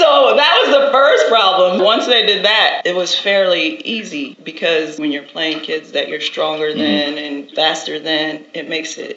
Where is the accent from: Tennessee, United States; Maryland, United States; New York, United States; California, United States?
Maryland, United States; Joppatowne; Joppatown, Maryland. It's a predominantly white suburban area. All of my friends in school said they were playing soccer